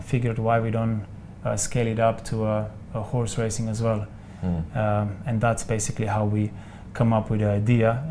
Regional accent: Slovenia; moved away; I come from Slovenia

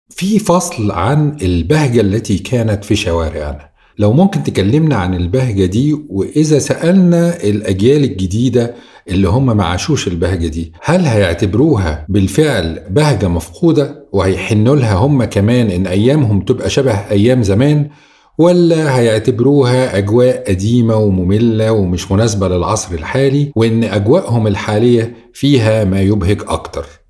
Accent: Cairo, Cairo Governorate, Egypt; القاهريين أمثالنا

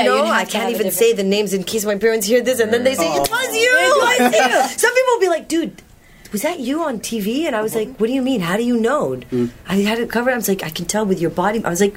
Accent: Saudi Arabia; accent: American; also born or lived in Palestine; No, I was born in Saudi Arabia. I'm originally Palestinian.

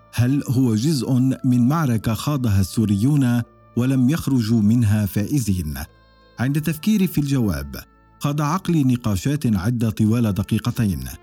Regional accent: Syria; moved away as an adult

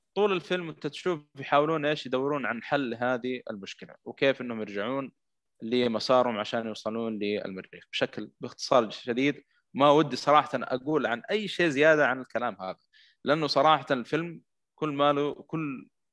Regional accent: Saudi Arabia; عندنا في السعوديه هنا

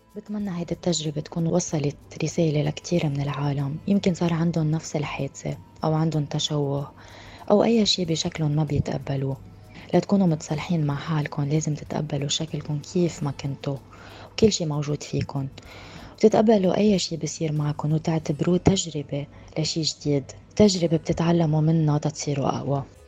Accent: Lebanon; now in United Arab Emirates; أنا من لبنان وعمري 30 سنة وعايشة بالإمارات

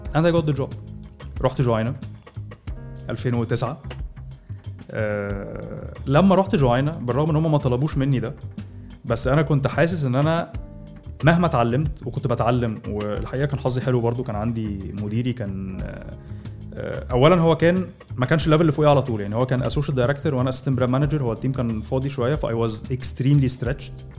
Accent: Egypt

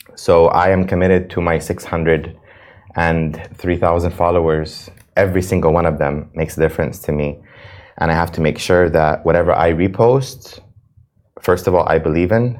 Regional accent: United States; now in Dubai, United Arab Emirates; I'm an American citizen.

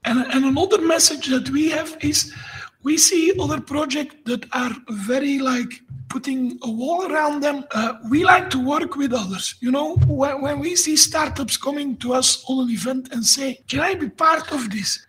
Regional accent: Belgium; moved away as an adult; now in Sofia, Bulgaria; I'm not a Bulgarian. I'm from Belgium, uh, but I moved 12 years ago. I moved to Sofia

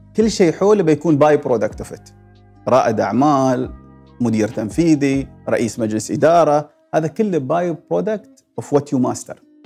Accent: United Arab Emirates; وجبات الاماراتيه اللي ناكلها في البيت

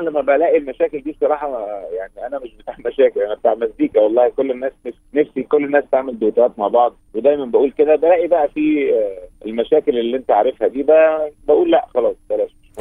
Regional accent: Egypt; احنا عندنا في مصر

